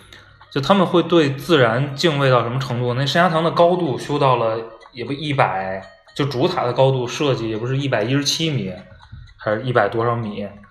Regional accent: China

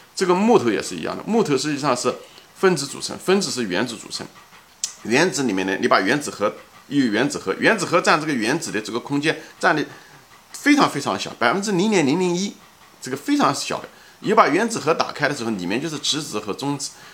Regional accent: China; 我们中国人是大多数人都是唯物主义者

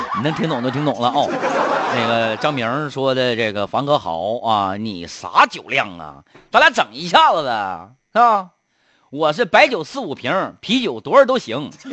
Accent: Harbin, Heilongjiang, China; 哈尔滨土生土长的人

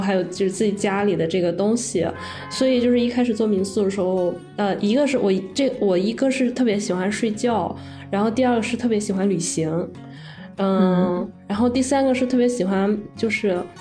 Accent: Linyi, Shandong, China; also born or lived in Qingdao; 我们老家是临沂的

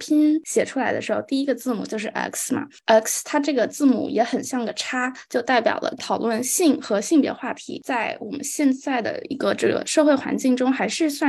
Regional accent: Shanghai, China; 呃，我来自上海，我在上海中学国际部读书，今年十一年级。

